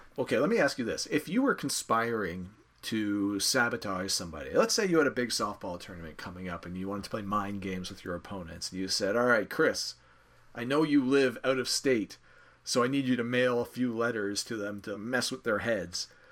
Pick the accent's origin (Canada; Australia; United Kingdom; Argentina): Canada; I'm a Canadian